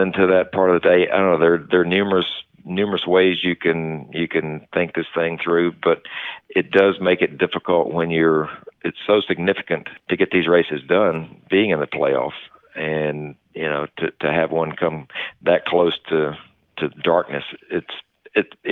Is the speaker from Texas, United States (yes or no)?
no; Martinsville, Virginia, United States; From Martinsville